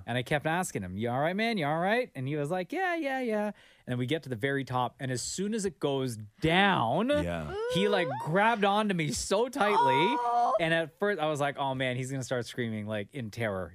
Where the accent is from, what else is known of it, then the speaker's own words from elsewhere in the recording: Canada; my parents are from Guyana. I was born in Canada